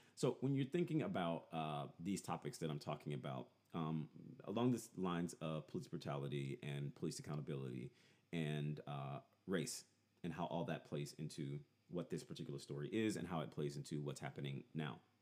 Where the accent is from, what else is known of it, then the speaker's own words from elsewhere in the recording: Louisiana, United States; I am definitely from Louisiana